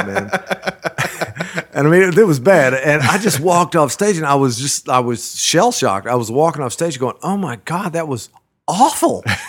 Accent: Brenham, Texas, United States; also born or lived in Dallas, Texas; now in Austin, United States; I was born in Burnham, Texas. It's a little town, uh, between Austin and Houston

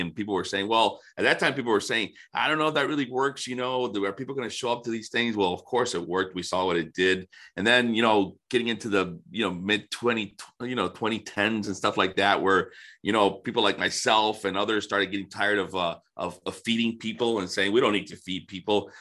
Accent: Florida, United States; also born or lived in Detroit area, Michigan; now in Detroit, United States; I grew up in Florida and somehow I ended up up here

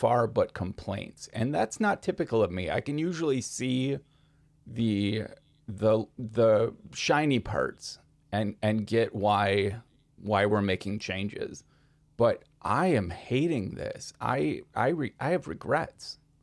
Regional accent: Minnesota, United States; As a Minnesotan

